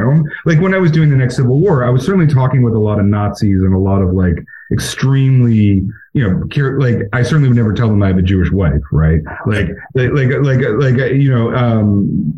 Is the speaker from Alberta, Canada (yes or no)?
yes; Alberta, Canada; moved away; I'm from Alberta. Like, my whole family there is all conservative